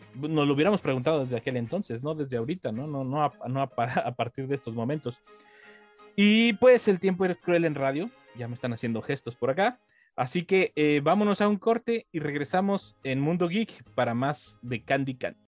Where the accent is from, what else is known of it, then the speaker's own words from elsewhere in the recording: Mexico; como mexicanos que estamos acá